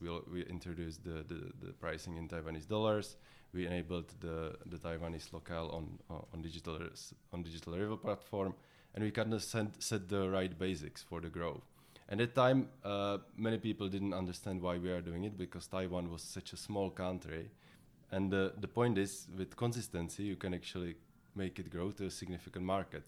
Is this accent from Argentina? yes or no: no; Czechia; I'm from the Czech Republic